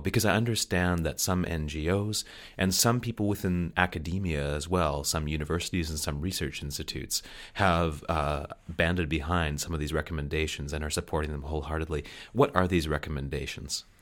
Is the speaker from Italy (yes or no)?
no; Canada; I'm a Canadian